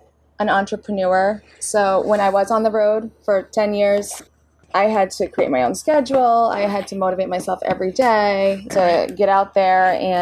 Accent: North Shore, Massachusetts, United States; we're from the North Shore.

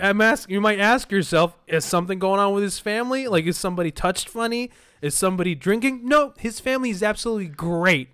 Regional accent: Libya; now in Canada; I'm from Libya

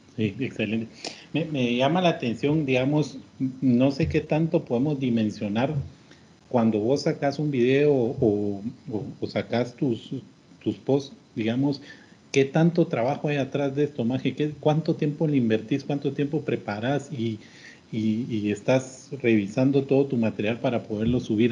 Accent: Guatemala; así somos los chapines

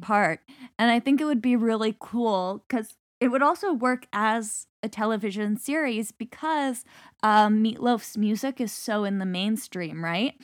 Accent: Canada; Being Canadian

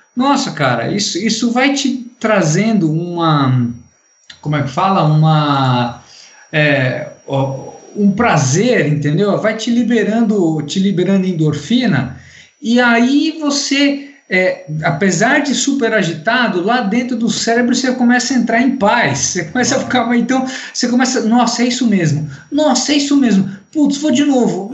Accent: Brazil; sou brasileiro

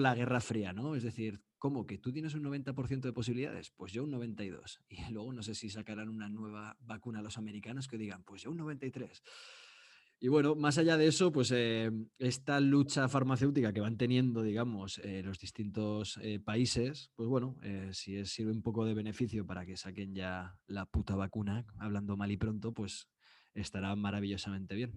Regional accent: Spain; soy de España

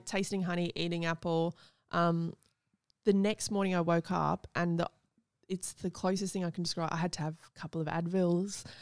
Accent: Gold Coast, Queensland, Australia; I grew up on the Gold Coast

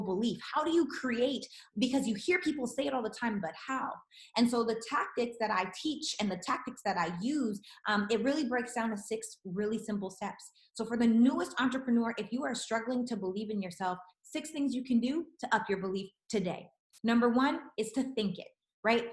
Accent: Regina, Saskatchewan, Canada; now in Los Angeles, United States; I'm from Regina, Saskatchewan, and I live in Los Angeles, California. So went from little house on the prairie to big city LA.

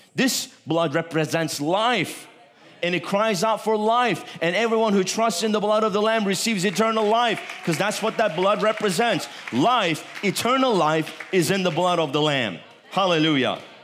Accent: Turkey; I'm Turkish.

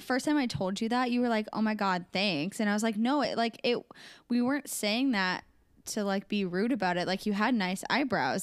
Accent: Des Moines, Iowa, United States; I was born in Des Moines, and I grew up in Des Moines, and I currently live

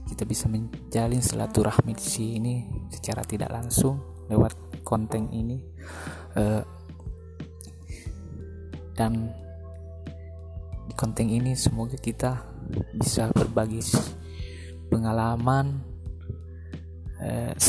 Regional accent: Sulawesi, Indonesia; saya aslinya orang Mandar dari Sulawesi

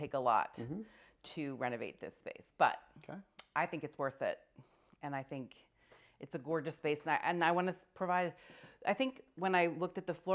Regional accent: Macungie, Pennsylvania, United States; moved away as an adult; also born or lived in Pottstown, Pennsylvania; now in Upper Pottsgrove, United States; I didn't grow up here. I grew up in Macungie

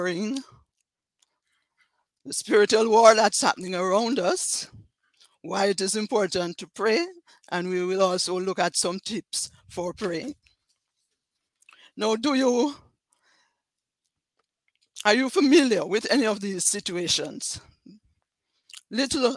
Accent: Jamaica; accent: Jamaican; I'm from Jamaica, as you can tell from my accent.

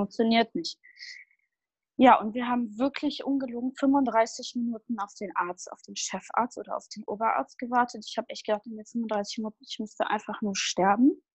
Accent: Düsseldorf area, North Rhine-Westphalia, Germany; ich komme aus dem Raum Düsseldorf

